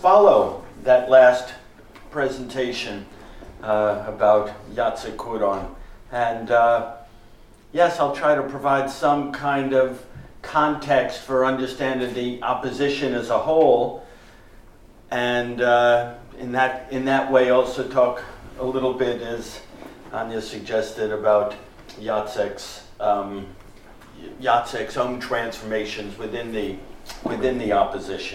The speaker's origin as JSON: {"language": "English", "country": "United States", "said": "I'm from the United States"}